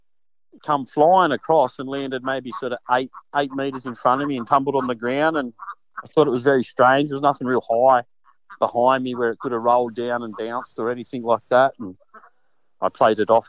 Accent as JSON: {"language": "English", "region": "Hawkesbury area of New South Wales", "country": "Australia", "tie": "born or raised there", "said": "I grew up in the Hawkesbury area of New South Wales"}